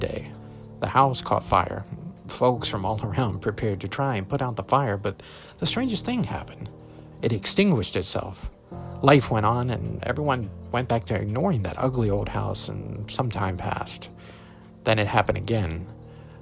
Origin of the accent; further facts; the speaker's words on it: Mathews County, Virginia, United States; I grew up in Matthews County, Virginia, the second smallest county in the Commonwealth